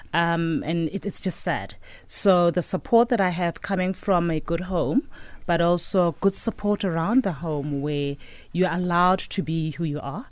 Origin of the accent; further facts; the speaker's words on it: Johannesburg, Gauteng, South Africa; Alex. Grew up in Second Avenue